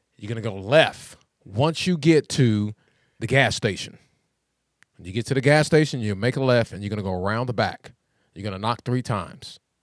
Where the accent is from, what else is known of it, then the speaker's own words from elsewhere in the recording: West Texas, United States; moved away; also born or lived in Philadelphia; I grew up in Philly, but I grew up in, in West Texas, man, and it was just country out there.